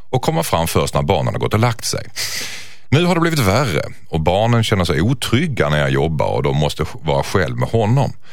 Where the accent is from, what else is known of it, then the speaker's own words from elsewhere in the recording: Skåne, Sweden; accent: Scanian (skånska); jag och Jossan har en liten beef om att hon härmar min skånska.